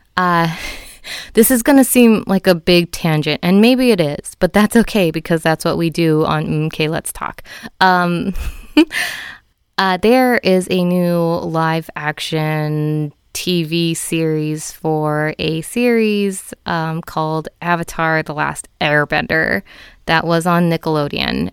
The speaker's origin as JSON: {"language": "English", "country": "United States", "said": "I am a fifth generation Filipino in America"}